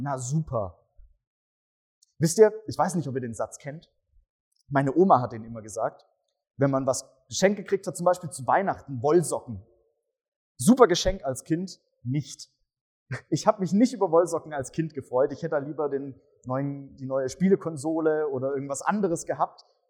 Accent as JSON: {"language": "German", "region": "Swabia", "country": "Germany", "said": "ich komme ja aus dem Schwabenland und da heißt es Bruttler."}